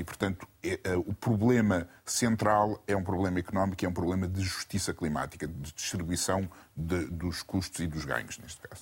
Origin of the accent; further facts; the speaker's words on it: São Vicente, Cape Verde; eu, eu nasci em Cabo Verde. Em Cabo Verde, na, em São Vicente